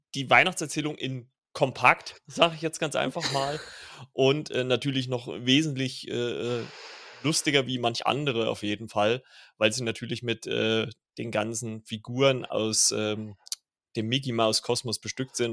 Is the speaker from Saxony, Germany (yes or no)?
yes; Saxony, Germany; ich bin ja äh, gebürtiger Sachse